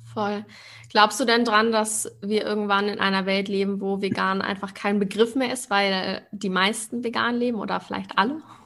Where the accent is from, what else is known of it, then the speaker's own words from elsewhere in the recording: Hamburg, Germany; now in Berlin, Germany; Ich komme ja auch aus Hamburg ursprünglich